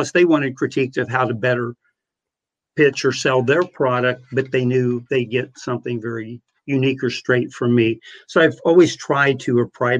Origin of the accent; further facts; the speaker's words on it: Monroe City, Missouri, United States; my hometown newspaper in Monroe City, Missouri of 2,500